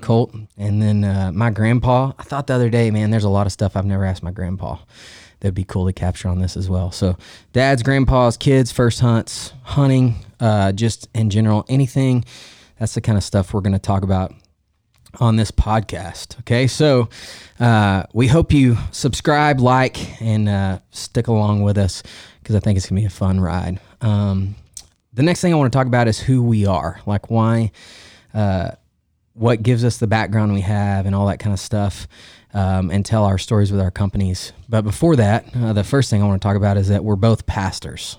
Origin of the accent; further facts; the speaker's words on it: Stephenville, Texas, United States; I grew up in Stephenville, we're in Central Texas.